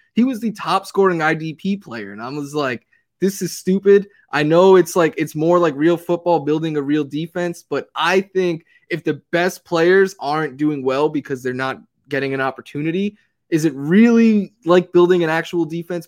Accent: New York City, New York, United States; now in Los Angeles, United States; from New York City

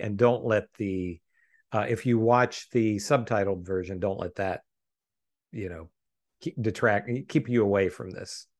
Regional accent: United States; as an American viewer

